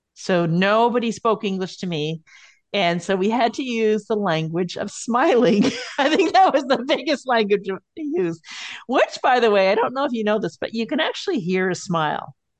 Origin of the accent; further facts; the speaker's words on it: Montreal, Quebec, Canada; moved away; also born or lived in Kingston / Winnipeg / Colorado Springs / Germany; I grew up in Montreal